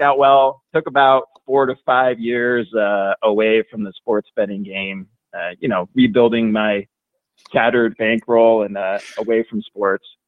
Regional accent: Oregon, United States; now in Las Vegas, United States; I grew up in Oregon

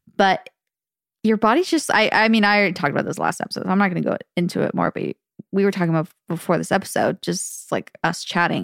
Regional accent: the Valley, Arizona, United States; accent: Valley Girl; we grew up in the valley

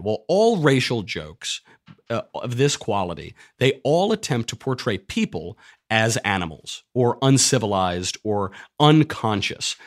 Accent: New York, United States; moved away; I'm from New York

